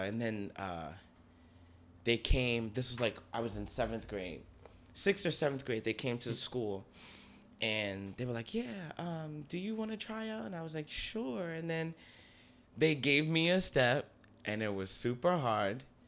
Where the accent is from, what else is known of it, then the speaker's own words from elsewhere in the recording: Newark, New Jersey, United States; moved away as an adult; now in Bronx, United States; I was born and raised in Newark